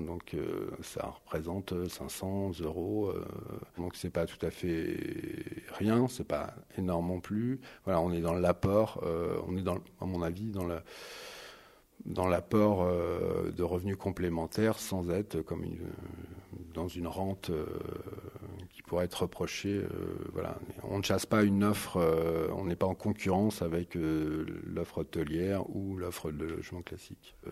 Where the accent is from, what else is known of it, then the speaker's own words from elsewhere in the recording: Paris, Île-de-France, France; je suis parisien, je travaille sur du marketing territorial